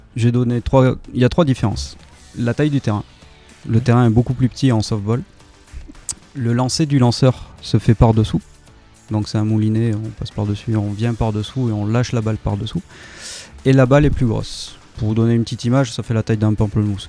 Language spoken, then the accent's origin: French; Bordeaux, Nouvelle-Aquitaine, France; moved away; also born or lived in Pau; Je viens de Bordeaux.